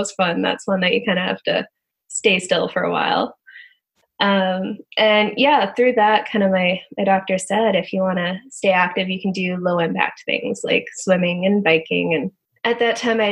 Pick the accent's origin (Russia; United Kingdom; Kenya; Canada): Canada; moved away as an adult; also born or lived in Texas, United States; being a Canadian down in the U.S.